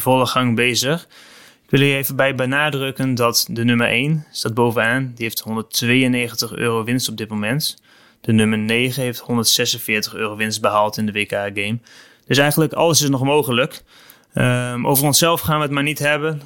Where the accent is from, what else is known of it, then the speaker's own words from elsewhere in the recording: Netherlands; als Nederlander